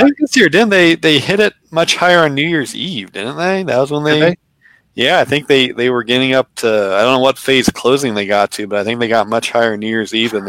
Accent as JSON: {"language": "English", "region": "Ohio", "country": "United States", "tie": "born or raised there", "moved": "yes", "said": "It's spelled Toledo, like the city in my home state."}